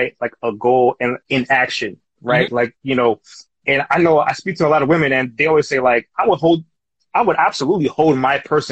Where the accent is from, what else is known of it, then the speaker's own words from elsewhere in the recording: New York City, New York, United States; I'm from New York City too, from Queens